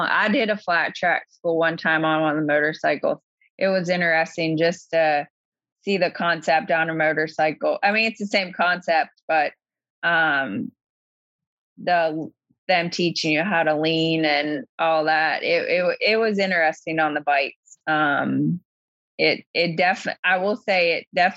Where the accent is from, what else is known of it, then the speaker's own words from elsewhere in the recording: Pennsylvania, United States; now in Virginia, United States; So Pennsylvania is my home state.